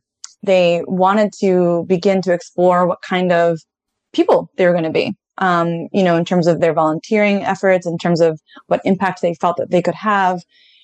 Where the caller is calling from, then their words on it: Washington, District of Columbia, United States; I am in Northeast DC, Washington, DC.